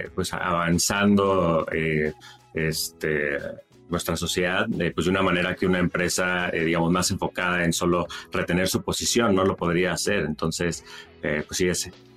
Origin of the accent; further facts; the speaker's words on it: Monterrey, Nuevo León, Mexico; moved away as an adult; also born or lived in San Francisco / New York; Yo crecí en Monterrey